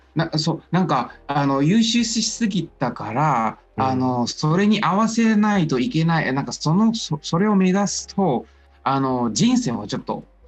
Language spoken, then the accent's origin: Japanese; China; Japanese is a second language; moved away as an adult; now in Japan; 中国では、うん、うん、経済の大学を通いました